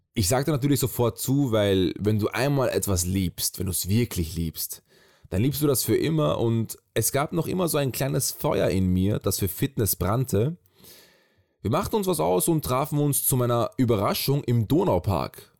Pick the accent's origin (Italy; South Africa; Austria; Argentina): Austria; Graz, Styria; moved away as an adult; now in Vienna, Austria; Geboren bin ich in Graz, aus der Stadt des berühmten Arnold Schwarzenegger. Mit 18 bin ich nach Wien gezogen.